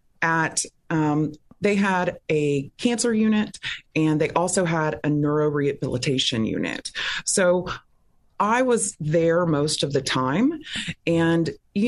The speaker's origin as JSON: {"language": "English", "town": "Pensacola", "region": "Florida", "country": "United States", "tie": "born or raised there", "also_born_or_lived": "Texas / Louisiana", "lives_now": "Orlando, United States", "said": "Well, I am a native Floridian. I was born in Pensacola, Florida, and then my father was a minister, so we moved around the South, the Gulf Coast a lot."}